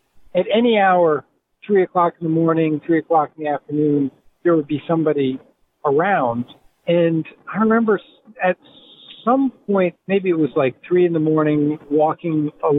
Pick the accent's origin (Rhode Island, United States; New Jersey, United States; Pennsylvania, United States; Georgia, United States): Rhode Island, United States; Providence; moved away as an adult; also born or lived in Chicago, Illinois